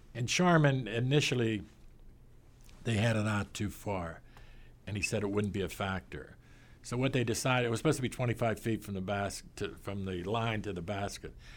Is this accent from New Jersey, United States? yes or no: no; Pittsburgh, Pennsylvania, United States; accent: Pittsburgh; moved away as an adult; also born or lived in Miami / New York; I'm from Pittsburgh